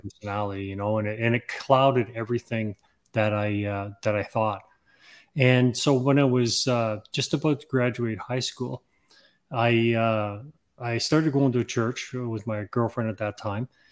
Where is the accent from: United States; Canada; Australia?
Canada; also born or lived in England; I'm actually from England. I was born in England and, and, uh, we immigrated to Canada when I was six years old